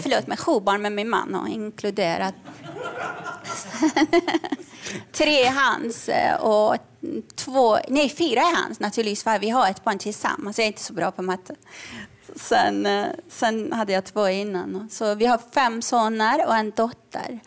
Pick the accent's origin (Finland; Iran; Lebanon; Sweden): Iran; moved away; jag är uppvuxen under revolutionen i Iran